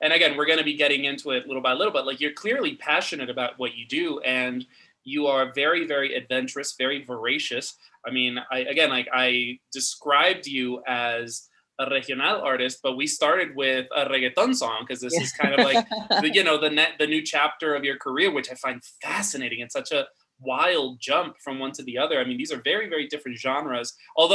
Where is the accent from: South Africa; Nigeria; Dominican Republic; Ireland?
Dominican Republic; now in New York, United States; I grew up in Dominican Republic, and on the radio, Mexican music dominates